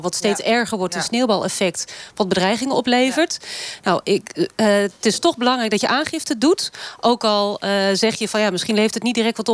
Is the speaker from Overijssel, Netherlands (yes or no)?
yes; Kampen, Overijssel, Netherlands; Ik kom zelf uit Kampen